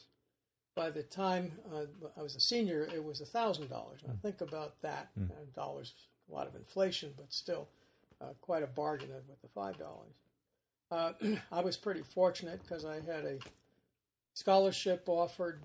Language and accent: English; New York City, New York, United States; also born or lived in Rosedale, Long Island; I was born in Brooklyn, New York, and my parents were immigrants from Northern Ireland